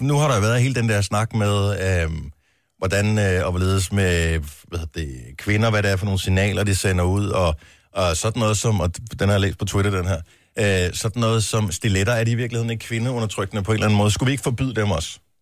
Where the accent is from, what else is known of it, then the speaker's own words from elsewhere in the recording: Funen, Southern Denmark, Denmark; som Fynbo